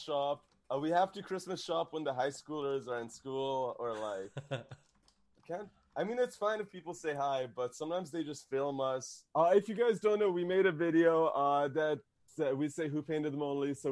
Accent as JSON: {"language": "English", "country": "Canada", "said": "we're Canadian"}